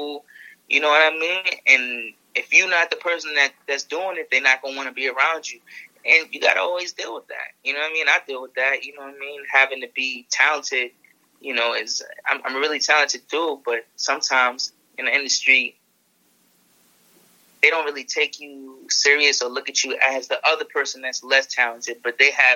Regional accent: New York City, New York, United States; I'm from the Bronx

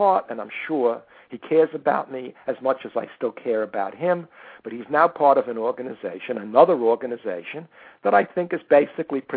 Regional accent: New York City, New York, United States; I was born in the Bronx, and I grew up in the Bronx

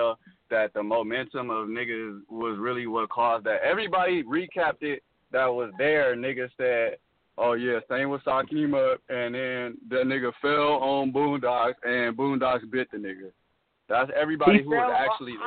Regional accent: Inglewood, California, United States; I'm from the West Coast, LA. I'm an Inglewood nigga

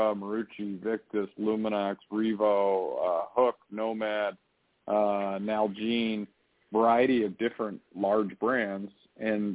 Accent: Chicago, Illinois, United States; I grew up in the Chicago area

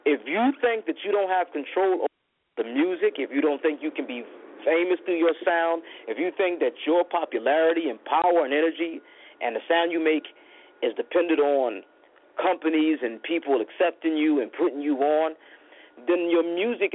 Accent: Philadelphia, Pennsylvania, United States; I'm from John Coltrane's neighborhood, North Philadelphia

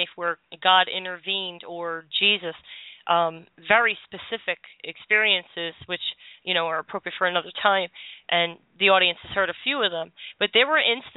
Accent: Philadelphia, Pennsylvania, United States; I grew up in South Philly

